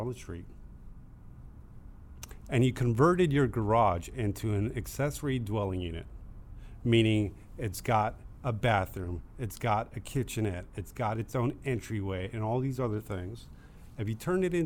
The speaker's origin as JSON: {"language": "English", "town": "Riverside", "region": "California", "country": "United States", "tie": "born or raised there", "said": "old ranch where I grew up in Riverside"}